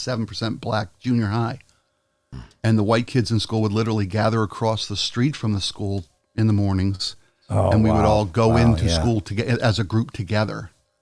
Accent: Baltimore, Maryland, United States; I was raised in Baltimore in the 60s, the late 60s, when the riots were, you know, they half the city burned to the ground in 1968.

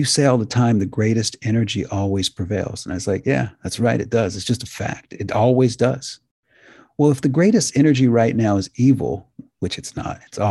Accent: United States; I'm an American

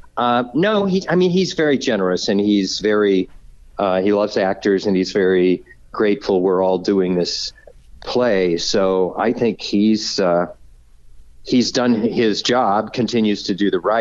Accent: Fort Wayne, Indiana, United States; moved away; also born or lived in Huntington, Indiana; Indiana. I grew up in Fort Wayne. I was born in Huntington.

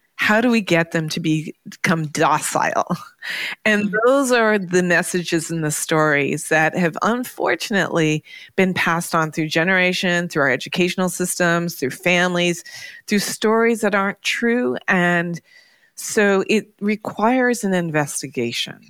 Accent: Toronto, Ontario, Canada; moved away; also born or lived in New York; growing up in Toronto

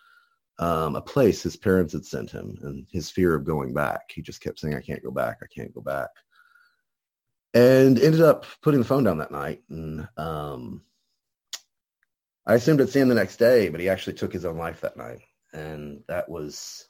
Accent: Edmond, Oklahoma, United States; I grew up right here in Oklahoma, in a suburb of Oklahoma City called Edmond

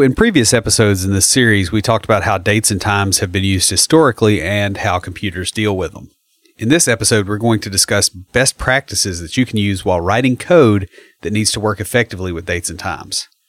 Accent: McMinnville, Tennessee, United States; I grew up in McMinnville, so I'm, you know, I grew up seventy miles southeast of here.

